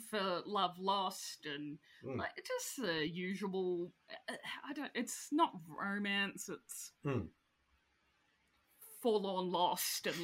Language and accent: English; Australia; I'm Australian